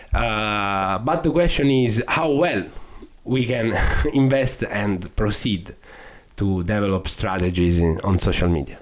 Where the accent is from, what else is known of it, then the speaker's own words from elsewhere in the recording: Sicily, Italy; English is a second language; moved away; my destiny uh, was being a lawyer in my hometown